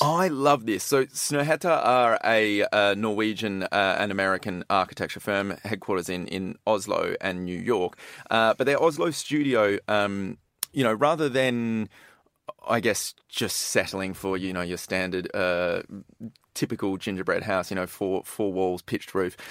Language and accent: English; Perth, Western Australia, Australia; I'm from Perth on the west coast